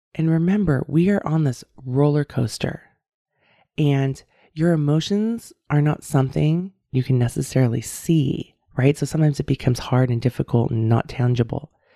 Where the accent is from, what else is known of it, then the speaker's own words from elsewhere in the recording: San Francisco Bay Area, California, United States; now in Davis, United States; I grew up, I was born and raised in the San Francisco Bay Area